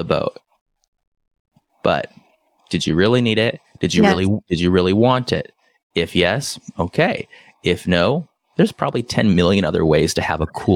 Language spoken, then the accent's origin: English; San Diego, California, United States; also born or lived in Brazil; now in Oahu, United States; I grew up in San Diego